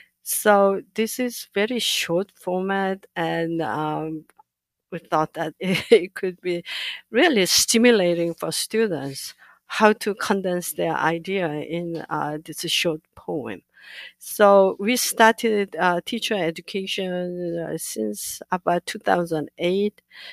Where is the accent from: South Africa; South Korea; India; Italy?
South Korea; now in United States; So I grew up in Korea, so I know about the Sijo